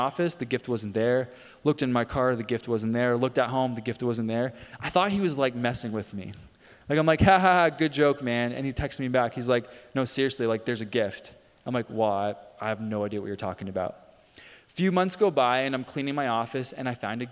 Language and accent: English; Canada; moved away; I played hockey growing up. I grew up in Canada